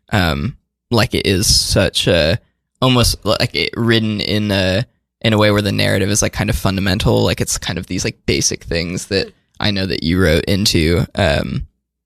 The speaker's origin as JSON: {"language": "English", "region": "Midwest", "country": "United States", "said": "Being from the Midwest"}